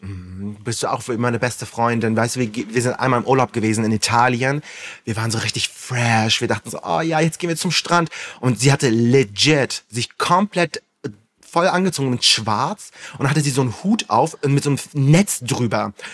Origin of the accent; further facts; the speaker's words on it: Flensburg, Schleswig-Holstein, Germany; Ich komme aus Flensburg und bin beruflich Influencer